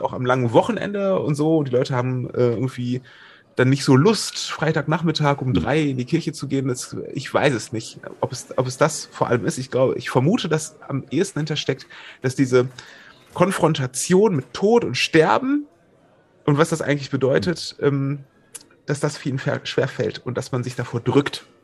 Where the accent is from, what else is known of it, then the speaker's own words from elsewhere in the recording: Wuppertal, North Rhine-Westphalia, Germany; ich komme aus Wuppertal